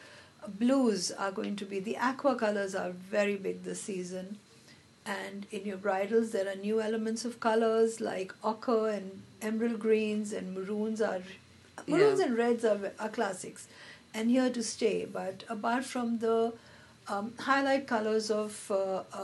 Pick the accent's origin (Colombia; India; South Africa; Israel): India; Hyderabad, Telangana; I'm from Hyderabad. I've grown up in Hyderabad